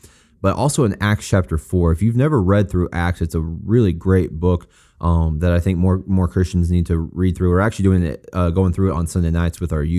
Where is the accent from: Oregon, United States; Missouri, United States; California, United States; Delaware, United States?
Missouri, United States; I am also from Missouri